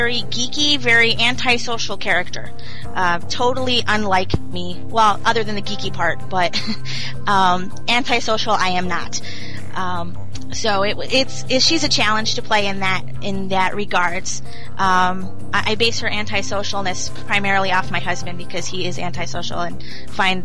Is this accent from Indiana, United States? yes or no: no; New York, United States; I'm a Northerner from New York